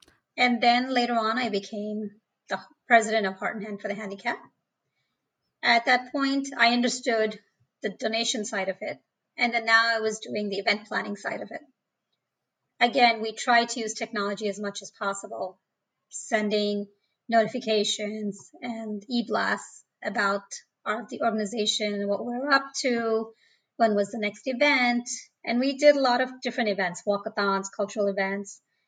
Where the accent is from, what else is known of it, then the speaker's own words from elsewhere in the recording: India; born there; Right. I was born in India. And I think everybody's aware it's a third world country.